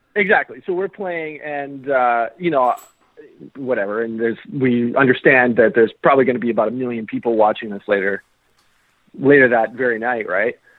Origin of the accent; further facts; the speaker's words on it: Saskatoon, Saskatchewan, Canada; we're from Saskatoon